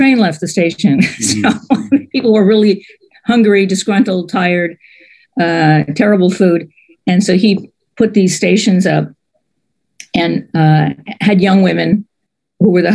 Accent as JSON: {"language": "English", "town": "New York City", "region": "New York", "country": "United States", "tie": "born or raised there", "also_born_or_lived": "Syracuse, New York / North Carolina", "moved": "as an adult", "lives_now": "Tucson, United States", "said": "I grew up in New York City"}